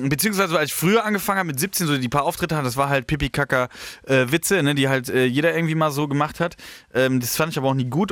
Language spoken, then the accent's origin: German; Horhausen, Rhineland-Palatinate, Germany; now in Heidelberg, Germany; ich komme ja da aus dem Rheinland